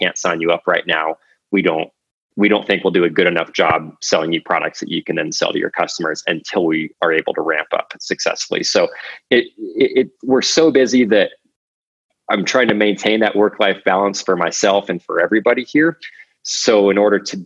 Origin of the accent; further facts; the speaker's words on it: Alaska, United States; moved away as an adult; also born or lived in Colorado Springs, Colorado / Utah; now in Carbondale, United States; I grew up in Alaska, went to school at Colorado College